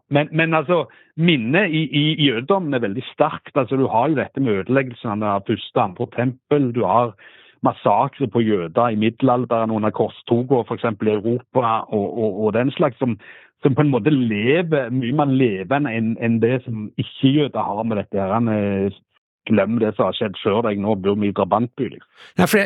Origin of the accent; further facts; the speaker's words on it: Norway; Jeg sa jeg, jeg kom fra Norge, jeg skulle intervjue deg om noe.